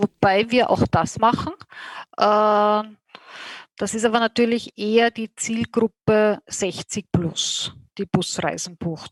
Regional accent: Austria; als Österreicher

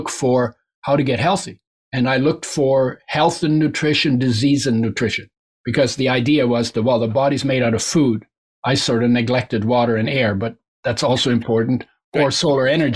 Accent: near the West Coast of Canada, Canada; first language German; English is a second language; also born or lived in Germany; I grew up near the West Coast.

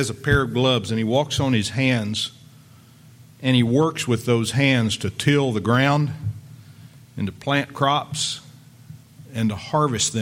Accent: Lubbock, Texas, United States; I grew up in West Texas out there in Lubbock

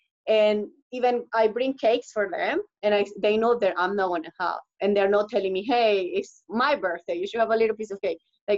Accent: Canada; because actually I'm Canadian too. I'm here in Canada, I'm Canadian.

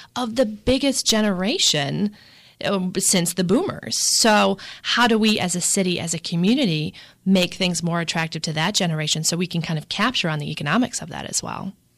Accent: Milwaukee, Wisconsin, United States; born or raised there; moved away as an adult

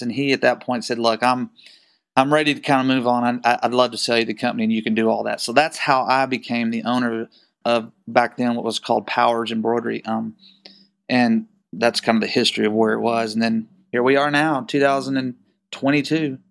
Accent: Waco, Texas, United States; I was born and raised in Waco, Texas. and, uh, still live here

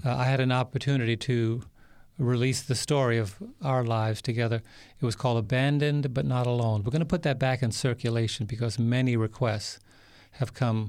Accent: New York City, New York, United States; I was born and raised in New York City

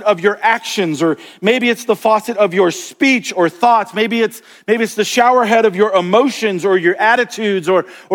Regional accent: Florida, United States; now in Montana, United States; I grew up in Florida and we've got these beautiful crystal clear springs all over the state

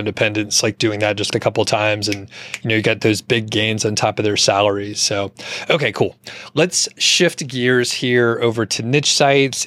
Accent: Atlanta, Georgia, United States; moved away; I'm from Atlanta originally

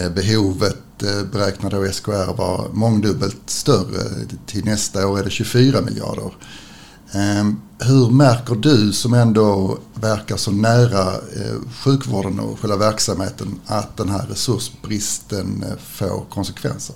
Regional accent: Skåne, Sweden; vi vanliga skåningar

